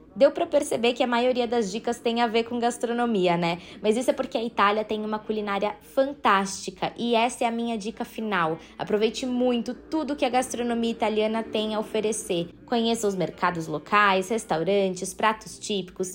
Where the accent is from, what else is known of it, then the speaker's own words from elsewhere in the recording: São Paulo, Brazil; eu sou de São Paulo